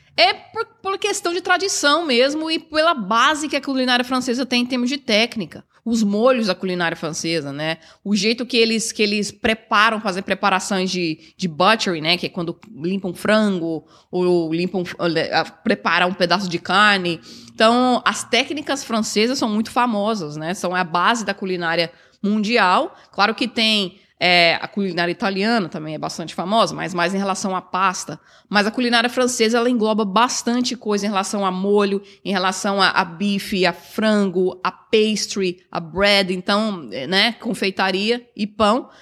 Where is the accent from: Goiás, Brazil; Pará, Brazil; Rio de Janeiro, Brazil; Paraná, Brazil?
Goiás, Brazil; Goiânia; now in Toronto, Canada; Sou de Goiás, sou de Goiânia. E sempre eu fui criada, na verdade, numa cidade pequena, e era próxima à fazenda que meu avô tinha